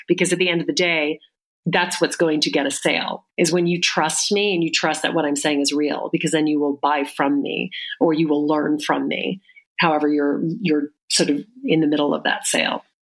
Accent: the South, United States; I grew up in the South

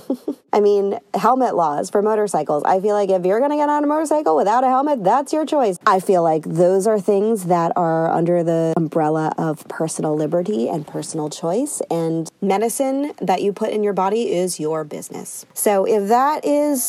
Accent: Northeast, United States; growing up in the Northeast

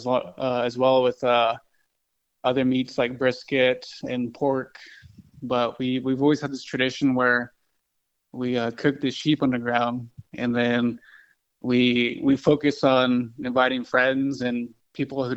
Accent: Kirtland, New Mexico, United States; I'm from Kirtland, New Mexico.

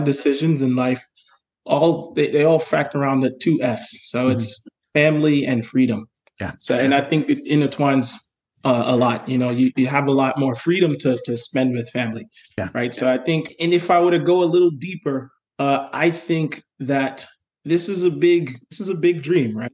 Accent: New York City, New York, United States; I am from New York City

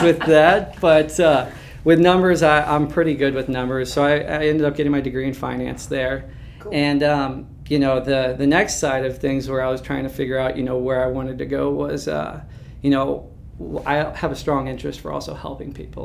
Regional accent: St. Charles, Missouri, United States; I'm actually from St. Charles, Missouri, grew up there.

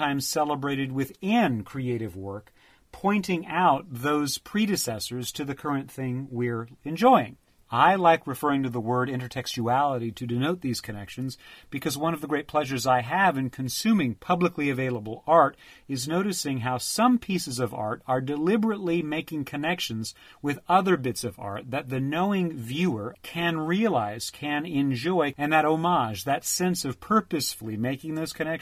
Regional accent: United States; I am an American by birth

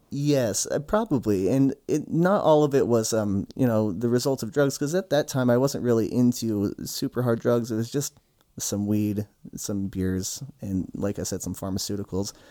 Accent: Utah, United States; I grew up in Utah

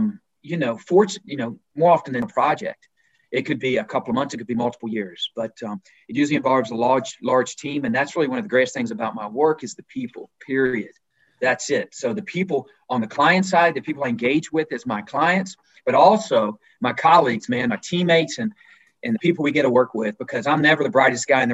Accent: Alabama, United States; moved away as an adult; also born or lived in Virginia, United States / Netherlands; a guy like myself that was born and raised in Virginia, spent most of my formative years in Alabama

